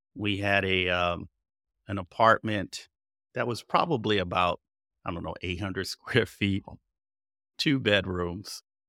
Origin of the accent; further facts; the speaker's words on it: Passaic, New Jersey, United States; moved away; I was raised in Passaic, New Jersey, northern New Jersey